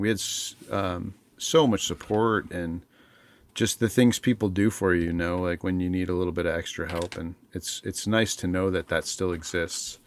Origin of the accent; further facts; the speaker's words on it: Alaska, United States; also born or lived in Montana / Bethel, Alaska / Anchorage, Alaska; moved to Alaska as, uh, like, the first time we moved to Alaska, I was in second grade